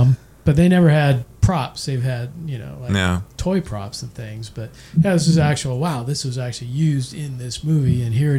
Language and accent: English; near Marine World Africa USA, California, United States; I was growing up near Marine World, Africa, USA.